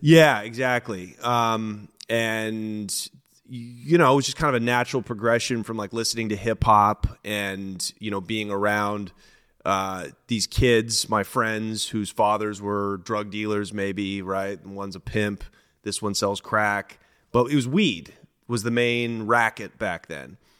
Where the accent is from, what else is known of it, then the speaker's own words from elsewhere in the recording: Portland, Oregon, United States; I'm from the city of Portland, so I'm not from the suburbs